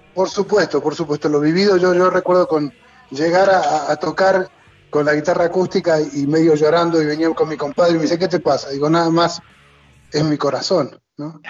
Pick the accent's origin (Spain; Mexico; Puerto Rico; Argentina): Argentina; moved away; soy un argentino que no entiende de fútbol